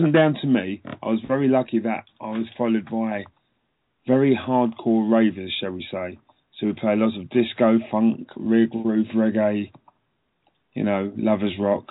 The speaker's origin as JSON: {"language": "English", "region": "London", "country": "United Kingdom", "tie": "born or raised there", "said": "I was a young Jamaican boy growing up in London"}